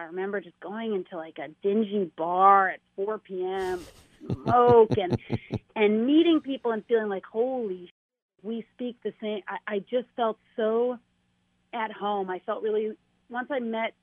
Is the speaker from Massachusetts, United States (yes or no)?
yes; Massachusetts, United States; I'm from the Mass area.